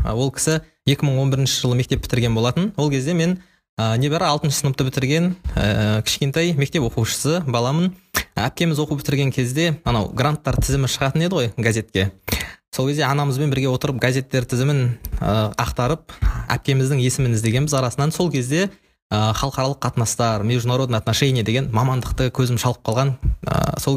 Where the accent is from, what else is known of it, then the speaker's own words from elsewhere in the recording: Shymkent, Kazakhstan; moved away as an adult; now in Astana, Kazakhstan; шымкент қаласының тумасымын жасым 21-де қазір Ә, астана қаласында еуразия ұлттық университетінде халықаралық қатынастар факультетінің шығыстану мамандығын соның ішіндегі арабтану бөлімін тәмамдап ә, бітірдім